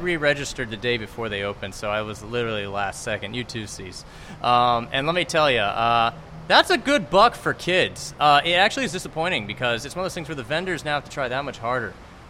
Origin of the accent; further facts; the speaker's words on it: Florida, United States; we're from Florida